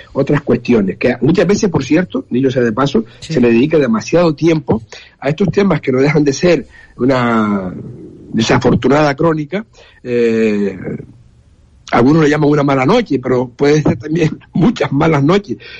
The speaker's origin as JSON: {"language": "Spanish", "region": "Canary Islands", "country": "Spain", "said": "Canarias, las Islas Canarias están en, eh, ahí pegadas. Estamos, eh, somos geográficamente africano"}